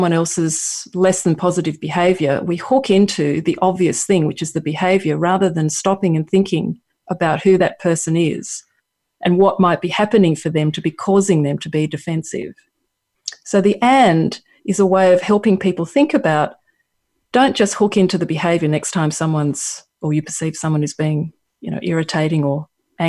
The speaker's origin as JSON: {"language": "English", "country": "Australia", "accent": "Australian", "said": "my Australian accent"}